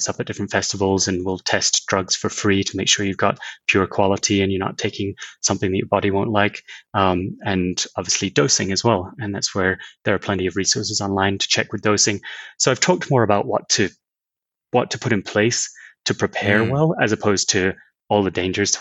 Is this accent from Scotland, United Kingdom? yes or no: yes; Scotland, United Kingdom; I grew up in Scotland